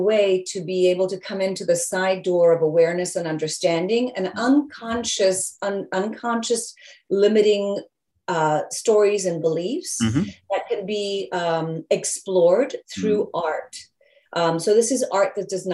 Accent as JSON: {"language": "English", "region": "England", "country": "United Kingdom", "tie": "born or raised there", "moved": "yes", "said": "I was born in England"}